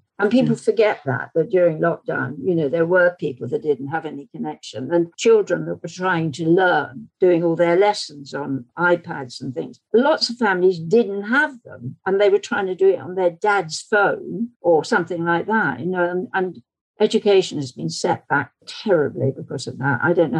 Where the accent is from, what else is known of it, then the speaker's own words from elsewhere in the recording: King's Cross, London, United Kingdom; also born or lived in Isle of Wight / Berkshire; So I was born in Blackgown. And then we moved to a pub in Berkshire. Then we moved to a pub in King's Cross.